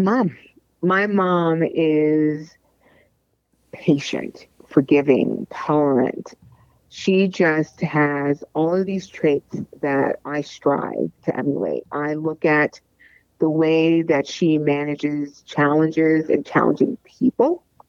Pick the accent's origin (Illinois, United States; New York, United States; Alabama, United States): New York, United States; I grew up in New York